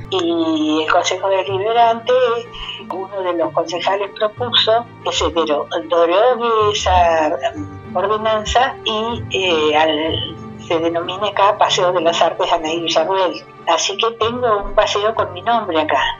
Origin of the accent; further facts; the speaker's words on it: Nogoyá, Entre Ríos, Argentina; siempre estoy eh, teniendo en cuenta y mostrando que vengo de Noguyá.